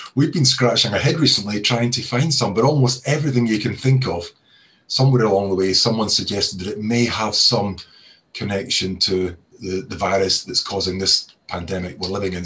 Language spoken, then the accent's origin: English; Scotland, United Kingdom; accent: Scottish; now in Cheshire, United Kingdom; You can probably tell from my accent that I'm originally from Scotland